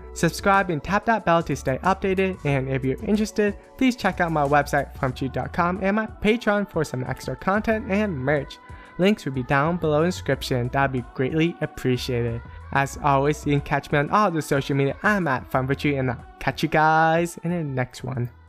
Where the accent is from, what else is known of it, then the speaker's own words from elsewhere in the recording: Pennsylvania, United States; moved away as an adult; now in Northern California, United States; I am originally from a small town in Pennsylvania and moved to Northern California area.